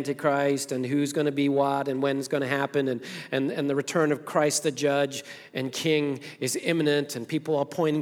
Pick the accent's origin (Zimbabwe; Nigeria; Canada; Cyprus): Zimbabwe; now in United States; I was born in Rhodesia, it was now Zimbabwe, Africa, grew up there, and came to this country in 1990, been here ever since